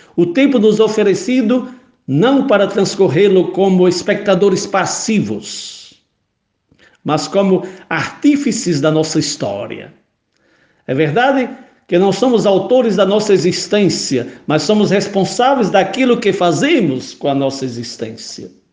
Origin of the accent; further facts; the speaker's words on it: Pau dos Ferros, Rio Grande do Norte, Brazil; quando era menino pequeno, lá no Riacho do Meio, Pau dos Ferros, Rio Grande do Norte